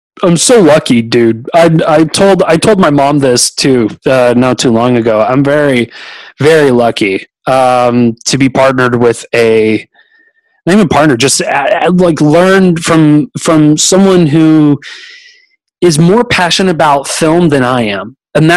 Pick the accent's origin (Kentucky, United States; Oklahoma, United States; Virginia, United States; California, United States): California, United States; Pleasanton; moved away as an adult; now in Austin, United States; I was originally born in a little town called Pleasanton, California, and which is like about 20 minutes east from Castro Valley, and lived there for a whole bunch of years